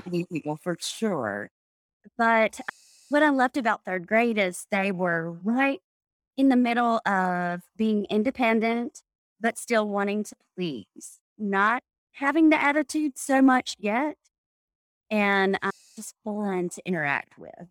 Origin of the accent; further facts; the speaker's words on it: Anniston, Alabama, United States; moved away as an adult; also born or lived in Jacksonville, Alabama; now in Birmingham, United States; I'm from Anniston, Alabama, which is in between Birmingham and Atlanta